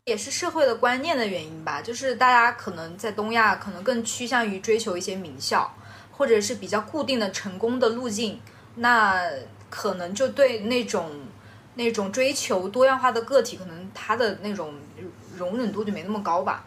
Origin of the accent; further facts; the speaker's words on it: China; 我那时候在国外的时候，别人就会看到我是中国人